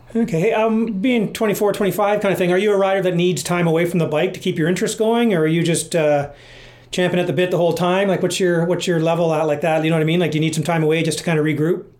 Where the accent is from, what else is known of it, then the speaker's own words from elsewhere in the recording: Canada; being Canadian